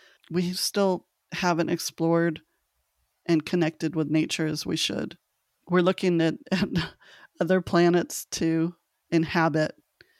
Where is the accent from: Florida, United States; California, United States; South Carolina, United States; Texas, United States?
California, United States; Los Angeles; moved away; I'm originally from Los Angeles